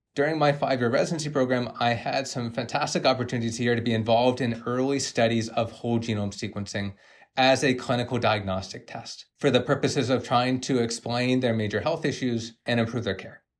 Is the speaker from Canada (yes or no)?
yes; Canada; I'm a Canadian medical genetics doctor